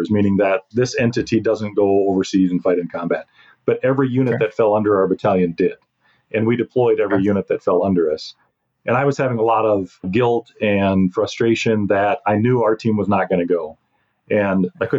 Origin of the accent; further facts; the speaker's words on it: South Dakota, United States; we're both born and raised in South Dakota